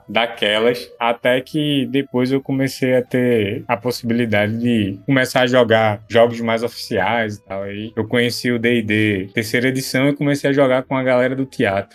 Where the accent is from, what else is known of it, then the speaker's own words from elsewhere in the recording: Recife metropolitan region, Pernambuco, Brazil; Eu sou da região metropolitana do Recife.